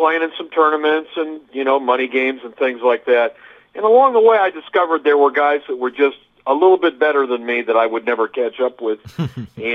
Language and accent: English; Dayton, Ohio, United States; now in Southern California, United States; I grew up in Dayton, Ohio